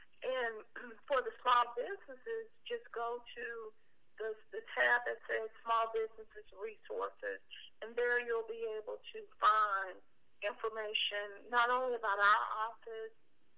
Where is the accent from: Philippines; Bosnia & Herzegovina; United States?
United States; Memphis, Tennessee; it's not because I'm from Memphis that I love Memphis, but it's because I am Memphis. I am a Memphian.